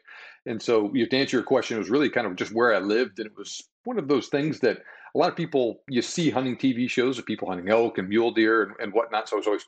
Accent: Texas, United States; moved away; I'm originally from Texas. That's actually where I live now after a long and winding road to kind of take me back here.

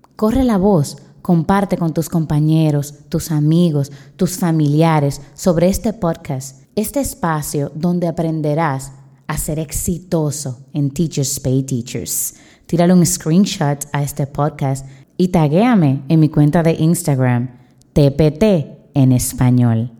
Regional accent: Dominican Republic; soy de la República Dominicana, soy profesora

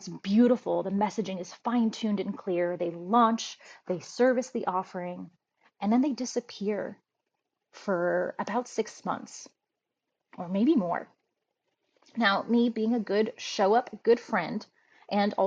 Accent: United States; I was raised in a third country called the United States

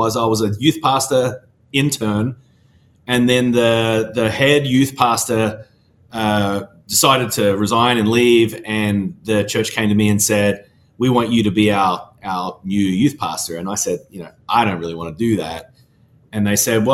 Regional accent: Australia; moved away as an adult; also born or lived in Melbourne, Australia; now in Nashville, United States; I'm originally from Australia

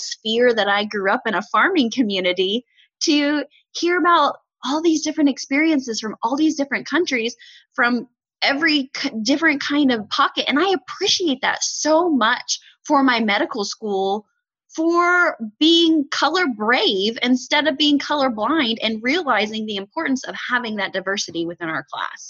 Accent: Indiana, United States; So I am from Southern Indiana. It's a very white area, very, very few minorities.

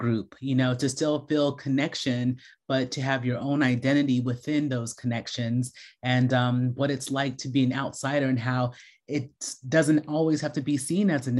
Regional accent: United States; I grew up in America and I'm an American designer

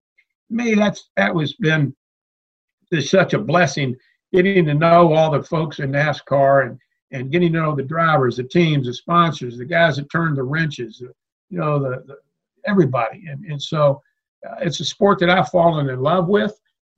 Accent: Louisville, Kentucky, United States; moved away; growing up in Louisville, Kentucky, big sports fan, big Kentucky Wildcat fan growing up.

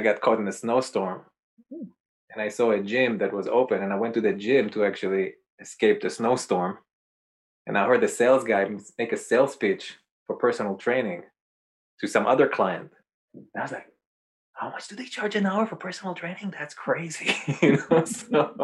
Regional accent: Israel; moved away as an adult; also born or lived in New York; I'm originally from Israel. I grew up there until age 21.

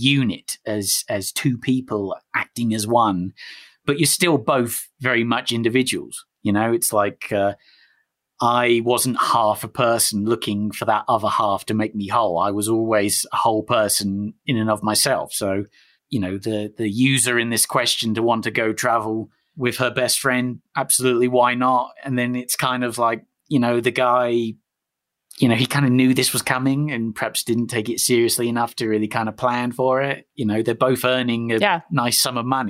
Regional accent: United Kingdom; I'm British

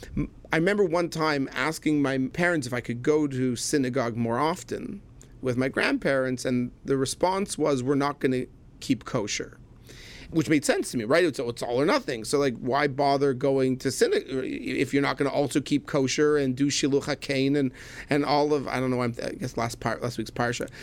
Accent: Laval, Quebec, Canada; moved away as an adult; also born or lived in Manhattan, New York; I was born in Montreal, Canada. Truthfully, a, uh, a little island north of Montreal, Laval, but most people just call it Montreal. So born in Montreal, Canada, raised there

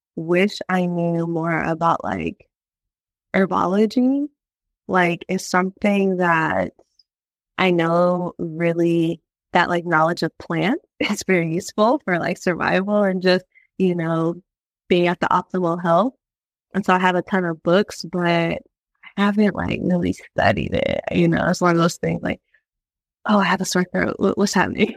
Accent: Virginia, United States; moved away; I'm like came from Virginia

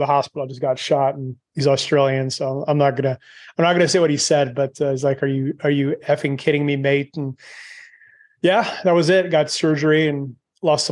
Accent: Canada; moved away; I'm Canadian, but obviously I left a long time ago

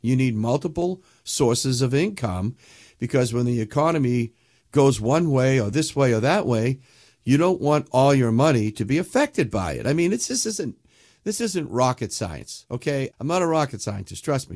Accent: New England, United States; I'm from New England

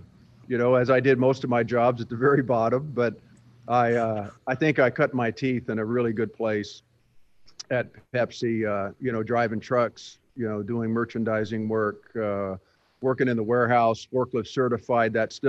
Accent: England, United Kingdom; born there; But I was born in England, outside of the military base that my father was stationed at. In fact, my brother and I were both born in England.

